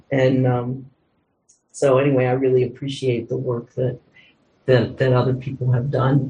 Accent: Pittsburgh, Pennsylvania, United States; I'm from Pittsburgh.

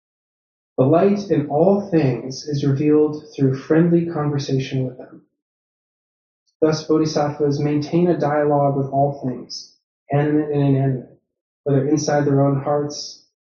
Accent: Boston, Massachusetts, United States; now in Chicago, United States; growing up in Boston

